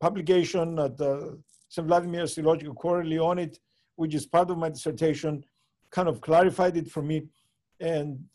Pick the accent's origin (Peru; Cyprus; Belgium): Cyprus; growing up in Cyprus